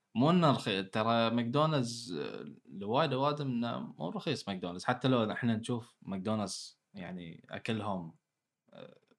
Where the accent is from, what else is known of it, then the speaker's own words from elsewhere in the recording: Bahrain; أنا كبحريني